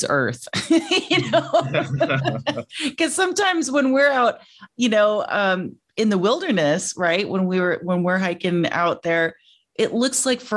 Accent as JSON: {"language": "English", "country": "United States", "also_born_or_lived": "France", "said": "we're American, we're Americans"}